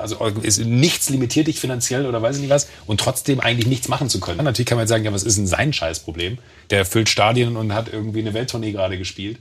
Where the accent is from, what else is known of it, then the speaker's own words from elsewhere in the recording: Mönchengladbach, North Rhine-Westphalia, Germany; now in Munich, Germany; ich bin auf dem Land groß geworden, da im, im Rheinland